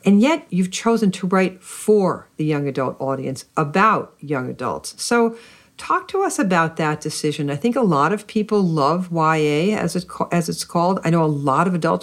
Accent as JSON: {"language": "English", "country": "United States", "tie": "born or raised there", "said": "growing up in America when I did"}